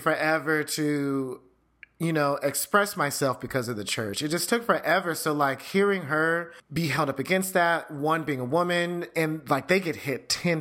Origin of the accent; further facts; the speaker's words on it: Houston, Texas, United States; Maybe it's the Texas growing up in Houston